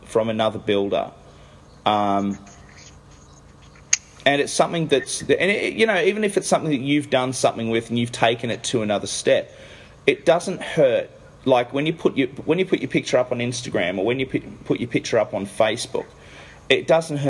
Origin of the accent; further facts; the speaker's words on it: Australia; I'm not from America. So when I say this as an Australian